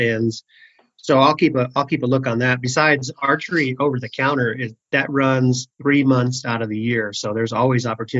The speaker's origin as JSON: {"language": "English", "region": "Arizona", "country": "United States", "tie": "born or raised there", "said": "Just born and raised, small town, Arizona. You know, we're a desert people down here"}